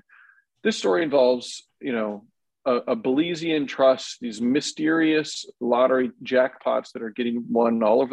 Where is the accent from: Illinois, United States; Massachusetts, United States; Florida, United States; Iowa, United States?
Iowa, United States; Decorah; I was born and raised in Decorah, Northeast Iowa